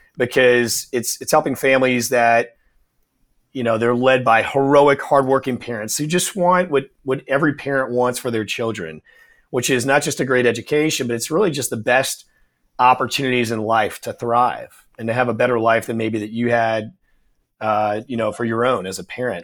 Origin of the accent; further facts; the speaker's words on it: New Orleans, Louisiana, United States; I'm born and raised in New Orleans